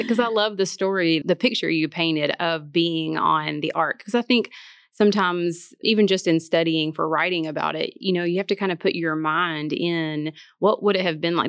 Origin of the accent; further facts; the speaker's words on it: Martin, Tennessee, United States; moved away as an adult; now in Memphis, United States; I'm from Martin, Tennessee